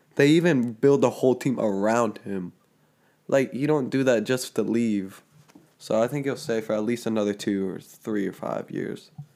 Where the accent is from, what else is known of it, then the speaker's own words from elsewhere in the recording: Georgia, United States; we're from Georgia